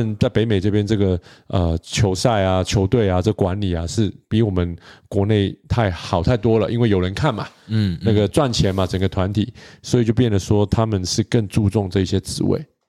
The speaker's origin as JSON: {"language": "Chinese", "country": "Canada", "tie": "born or raised there", "first_language": "English", "second_language": "Chinese", "said": "哦，我在这边长大的，哦，我是加拿大人啊"}